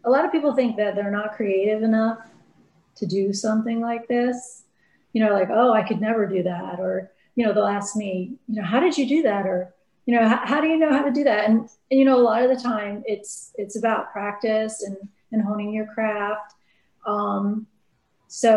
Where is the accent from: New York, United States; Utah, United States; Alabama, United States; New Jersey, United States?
New Jersey, United States; moved away; also born or lived in California; I was born in the Northeast in New Jersey